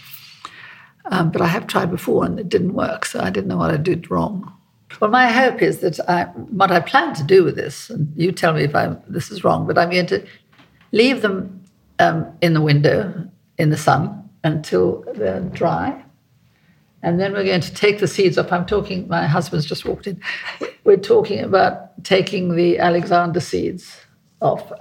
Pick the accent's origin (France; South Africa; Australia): South Africa; also born or lived in Cotswolds; now in United Kingdom; I'm South African, you know. I was born in South Africa, and so I grew up